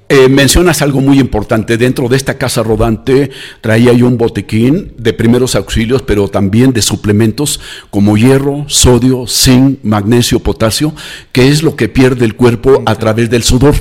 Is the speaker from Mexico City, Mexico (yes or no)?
yes; Mexico City, Mexico; now in Lagos de Moreno, Mexico; nací en la Ciudad de México